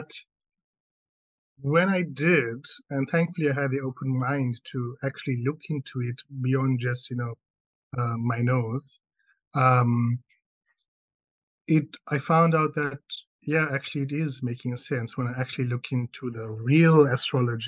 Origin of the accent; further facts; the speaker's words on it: South Africa; I'm South African, okay, born and bred here and raised and grew up here